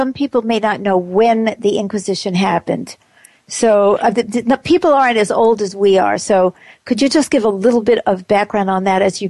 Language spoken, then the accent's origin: English; United States